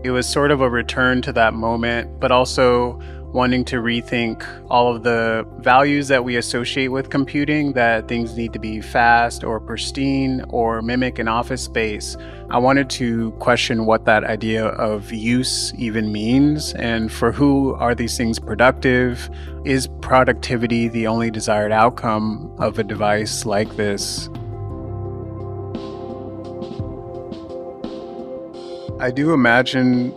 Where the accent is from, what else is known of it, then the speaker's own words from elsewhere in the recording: Southern California, United States; moved away as an adult; now in New York, United States; I grew up in Southern California, but I moved to New York around the time that I changed my name, and I've been living here ever since